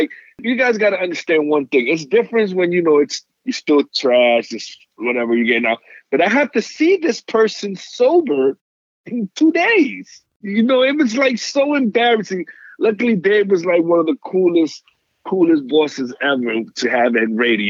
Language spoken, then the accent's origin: English; New York City, New York, United States; moved away; I'm a kid from New York City